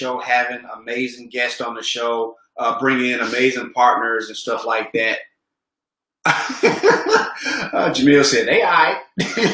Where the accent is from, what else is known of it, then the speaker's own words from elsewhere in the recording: Memphis, Tennessee, United States; growing up in Memphis, Tennessee